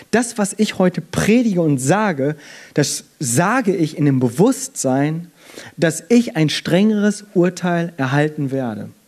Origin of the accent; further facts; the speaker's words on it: South Korea; ich als Koreaner, ich bin hier klein